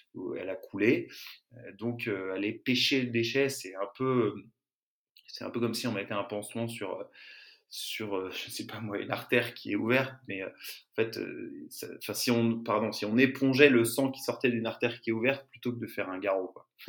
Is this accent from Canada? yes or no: no; Larmor-Plage, Brittany, France; now in Marseille, France; j'ai grandi en Bretagne, dans le Morbihan, à Larmor-Plage